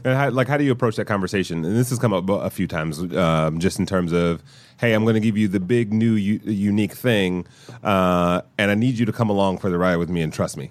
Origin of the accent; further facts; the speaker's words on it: Detroit, Michigan, United States; I'm from Detroit